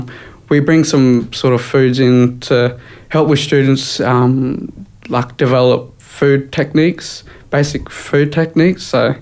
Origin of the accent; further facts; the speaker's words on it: Brisbane, Queensland, Australia; My mob's Waka Waka. Born and raised here in Brizzy, though.